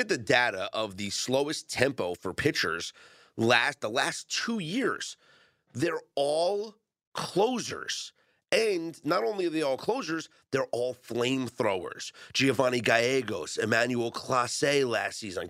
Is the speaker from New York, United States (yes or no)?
yes; New York, United States; I'm a New Yorker.